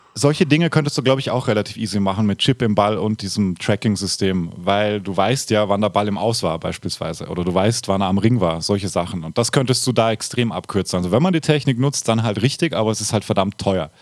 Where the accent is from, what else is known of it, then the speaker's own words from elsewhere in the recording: Austria; dort wo ich aufgewachsen bin, aus den Häusern gekommen. Und in halt Österreich